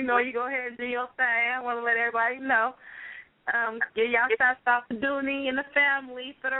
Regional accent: Richmond, California, United States; now in Sacramento, United States; calling from Sacramento. I'm from Richmond, California.

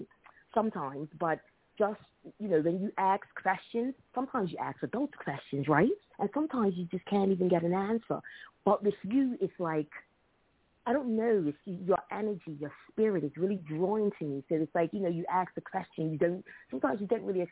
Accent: Bermuda; I'm from Bermuda

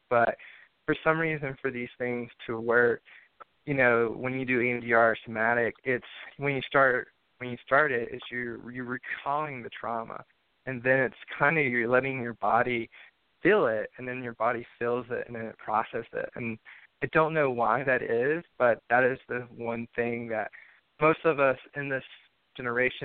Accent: the South, United States; growing up in the South

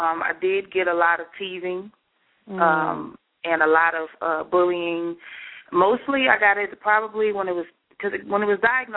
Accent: Baton Rouge, Louisiana, United States; I'm born and raised in Baton Rouge, Louisiana

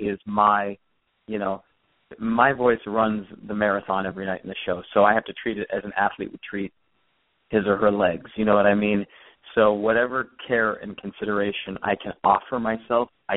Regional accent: California, United States; I grew up in California

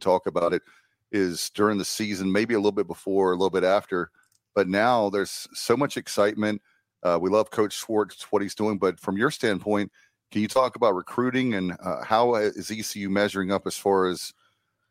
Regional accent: Williamston, North Carolina, United States; my hometown of Williamston

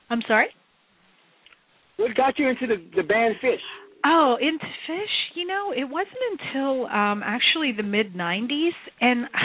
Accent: Pittsburgh, Pennsylvania, United States; I'm from Pittsburgh originally, into Pittsburgh from the suburbs

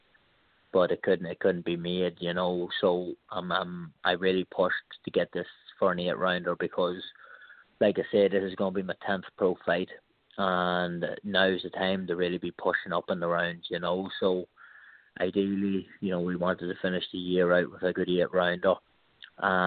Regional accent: Ireland; moved away as an adult; now in United States; I'm from Ireland, you know what I mean? We never had Thanksgiving

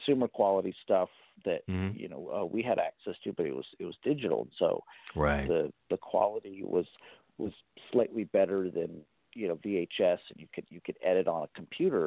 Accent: Sonoma County, Northern California, United States; I grew up in Northern California, Sonoma County

